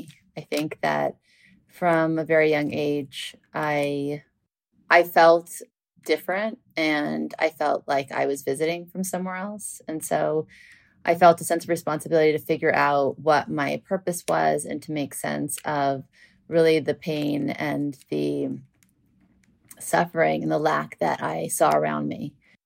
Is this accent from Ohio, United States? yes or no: no; New Orleans, Louisiana, United States; moved away; also born or lived in Beverly Hills; And then we moved from Louisiana, from New Orleans to Beverly Hills. And then I went to Beverly Hills High School.